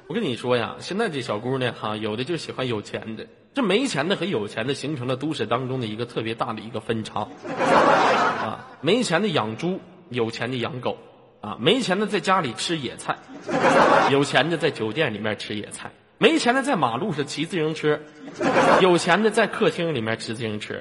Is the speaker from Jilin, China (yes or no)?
yes; Tonghua, Jilin, China; now in Tongliao, China; 我老家通话的，从小在那长大的